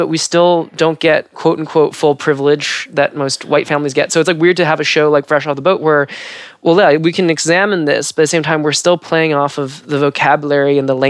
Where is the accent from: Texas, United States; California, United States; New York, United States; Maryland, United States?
California, United States; Southern; I grew up in Southern California